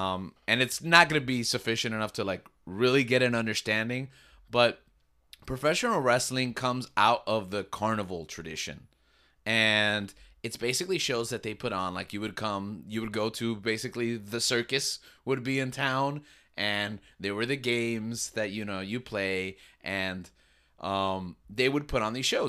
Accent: New York, United States; born there; So my dad was from New York, and I was born in New York.

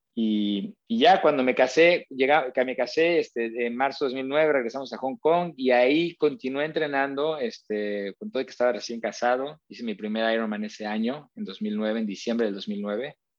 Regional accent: Mexico; moved away as an adult; also born or lived in Australia; muy contento viviendo en México

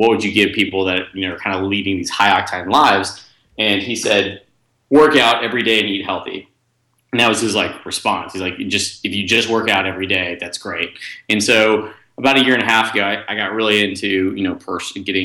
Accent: Dallas, Texas, United States; also born or lived in Austin, Texas; I'm actually from Austin, Texas, but I grew up in Dallas

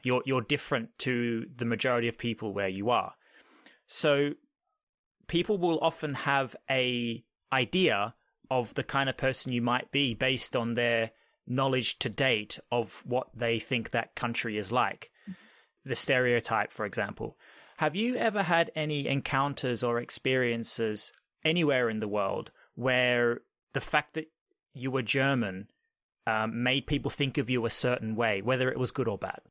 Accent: Australia; now in United Kingdom; I'm Australian. I'm originally from Australia, but now I'm an expat, if you want to call it that, and I'm living in the U K.

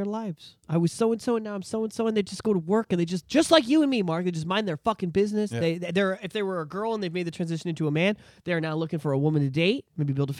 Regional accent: Canada

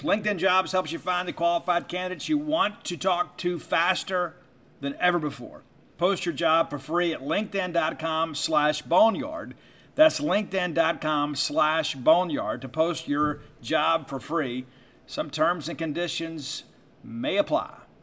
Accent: South Mississippi, United States; I'm from South Mississippi

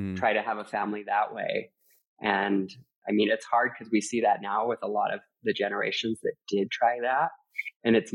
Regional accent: Utah, United States; also born or lived in Los Angeles / Costa Rica; I grew up Mormon in Utah

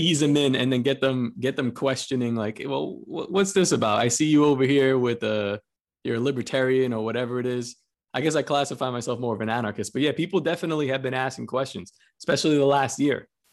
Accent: New York City, New York, United States; I'm from Coney Island, Brooklyn, and uh, I'm Spanish

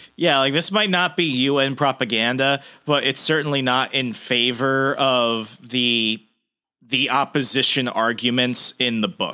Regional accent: the American South, United States; I'm a Southerner

